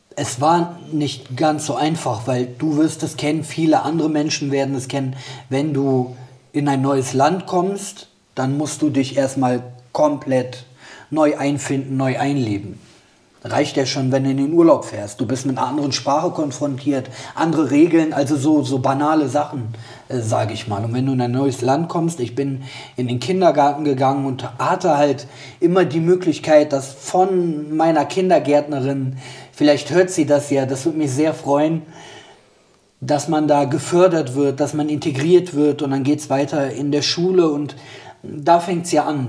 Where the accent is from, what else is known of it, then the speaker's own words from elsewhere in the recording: Bergisch Gladbach, North Rhine-Westphalia, Germany; meine Heimat ist Bergisch Gladbach